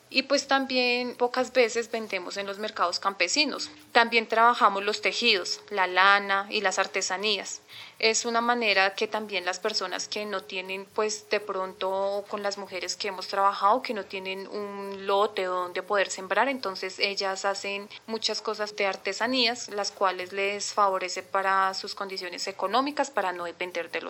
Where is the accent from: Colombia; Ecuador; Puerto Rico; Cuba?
Cuba; soy mujer cubana, soy hija menor de mi mamá … Tengo 26 años